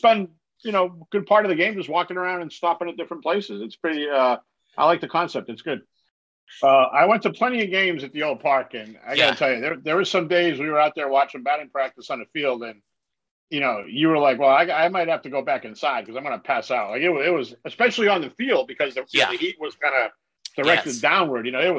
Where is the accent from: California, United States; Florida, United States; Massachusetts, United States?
Massachusetts, United States; New Bedford; Well, I grew up in New Bedford, Massachusetts, which is a city of about 100,000 people right before you get to Cape Cod.